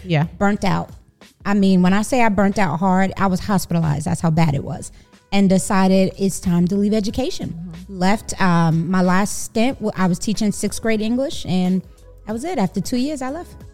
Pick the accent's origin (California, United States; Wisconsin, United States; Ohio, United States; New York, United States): New York, United States; New York City; moved away as an adult; also born or lived in Texas; now in Dallas–Fort Worth, United States; I am a New Yorker, born and raised in Brooklyn